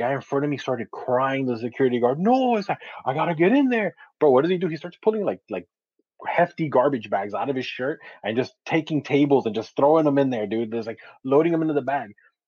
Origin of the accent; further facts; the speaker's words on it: Westchester, New York, United States; and I grew up in Westchester, right? So I was like, well, whatever, man. Like, you know, nice suburban middle class neighborhood.